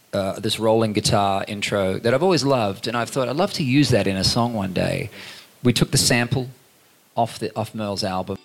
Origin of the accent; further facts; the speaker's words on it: Queensland, Australia; growing up in Queensland